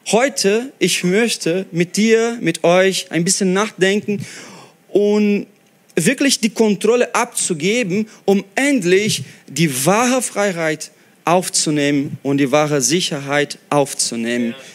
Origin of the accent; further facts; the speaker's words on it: Brazil; German is a second language; Oder wie ich als Brasilianer werde ich das Jahr 2014 Halbfinale Fußball Brasilien gegen Deutschland 7-1 vergessen.